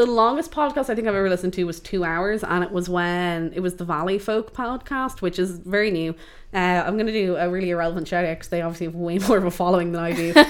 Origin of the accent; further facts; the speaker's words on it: Dublin, Leinster, Ireland; I'm born and raised in Dublin